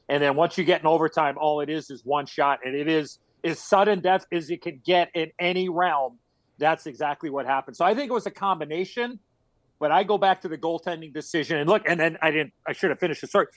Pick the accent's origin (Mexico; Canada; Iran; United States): United States; Chicago, Illinois; play in my hometown, pressure in Chicago